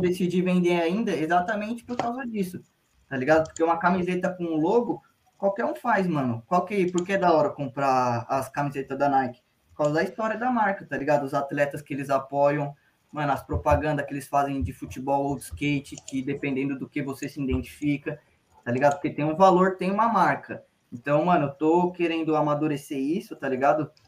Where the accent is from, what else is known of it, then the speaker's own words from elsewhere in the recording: São Paulo, Brazil; como a gente é de Sampa